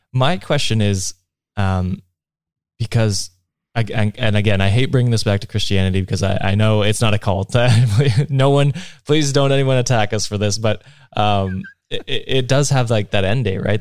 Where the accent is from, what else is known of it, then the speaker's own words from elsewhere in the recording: Canada; as a Canadian